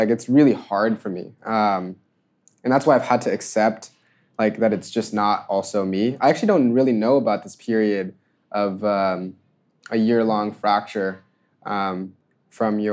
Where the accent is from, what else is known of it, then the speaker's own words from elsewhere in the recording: Georgia, United States; moved away; growing up in Georgia